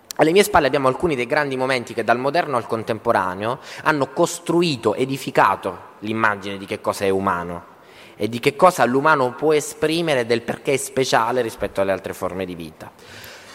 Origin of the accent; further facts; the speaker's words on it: Southern Italy, Italy; moved away; also born or lived in Turin; sono terrone, gesticolo